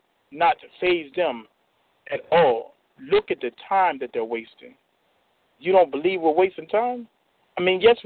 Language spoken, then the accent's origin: English; Chester, Pennsylvania, United States; From Chester, Pennsylvania